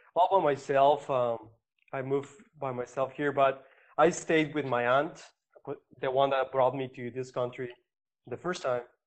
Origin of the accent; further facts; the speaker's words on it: Mexico; i am from mexico i, I grew up over there